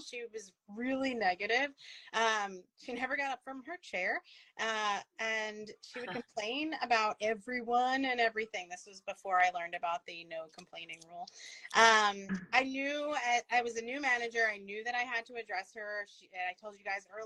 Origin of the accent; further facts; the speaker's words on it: Ronkonkoma, New York, United States; I grew up in Long Island